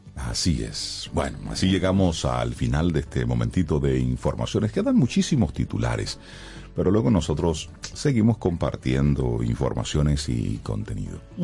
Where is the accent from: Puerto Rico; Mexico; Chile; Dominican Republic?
Dominican Republic; nosotros como dominicanos